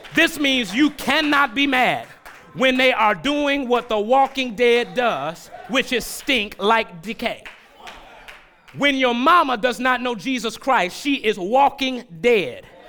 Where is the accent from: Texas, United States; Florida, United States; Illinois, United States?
Illinois, United States; Chicago; also born or lived in Germantown, Philadelphia; now in Philadelphia, United States; I was born and raised in Chicago